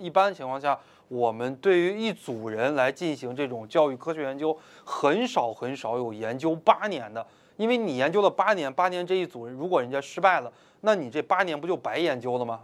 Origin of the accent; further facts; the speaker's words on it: China; 我们中国人